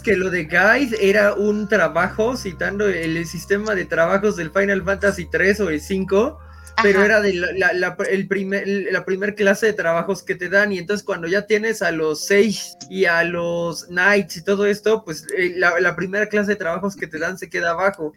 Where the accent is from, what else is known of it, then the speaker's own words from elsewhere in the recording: Mexico City, Mexico; soy de la Ciudad de México